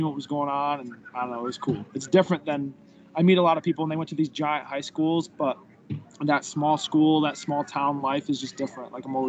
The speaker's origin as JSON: {"language": "English", "town": "Chesaning", "region": "Michigan", "country": "United States", "tie": "born or raised there", "said": "growing up in the Ning was sweet because you had your squad of boys, and that was your boys for life."}